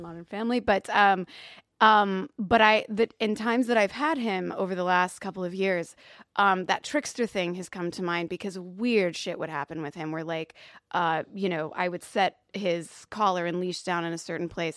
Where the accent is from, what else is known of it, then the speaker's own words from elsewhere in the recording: Louisville, Kentucky, United States; I'm from Louisville, Kentucky